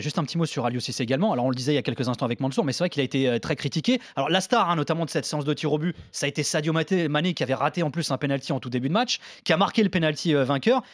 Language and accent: French; Portugal; En tant que Portugais